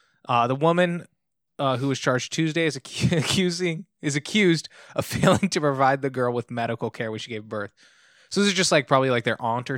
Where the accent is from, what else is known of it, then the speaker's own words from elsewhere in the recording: Long Beach, California, United States; born and raised in Long Beach.